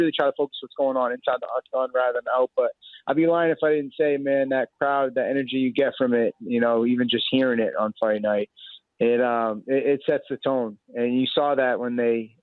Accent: Boston, Massachusetts, United States; born or raised there

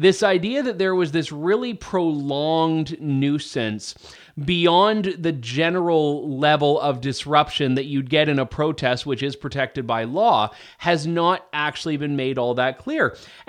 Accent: Canada; Now, as a Canadian who's not from Alberta, I think there's an argument that Canadians themselves stand to suffer from not developing the oil and gas sector.

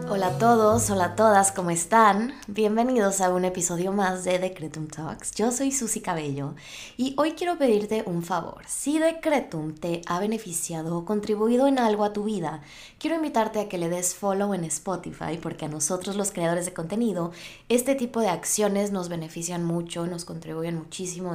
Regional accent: Mexico; moved away as an adult; now in United States; Yo soy de México.

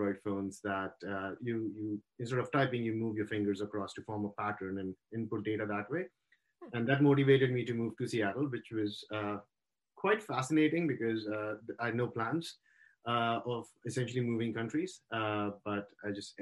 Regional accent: India; moved away as an adult; now in United States; I grew up in India and went to school there, did my engineering over there

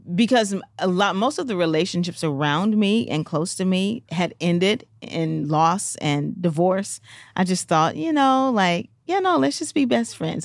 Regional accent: Memphis, Tennessee, United States; I'm from Memphis

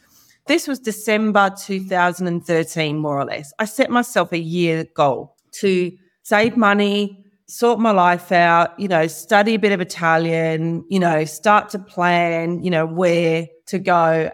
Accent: Perth, Western Australia, Australia; now in Florence, Italy; Because, you know, I'm from Perth, Western Australia. Australia's a very new country. We don't have that kind of history. And it's very, very modern.

